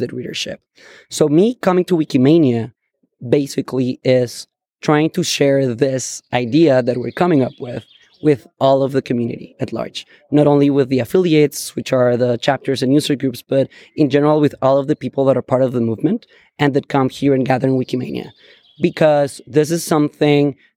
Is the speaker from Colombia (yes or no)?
yes; Bogota, Colombia; moved away as an adult; now in San Francisco, United States; I am originally from Bogota, Colombia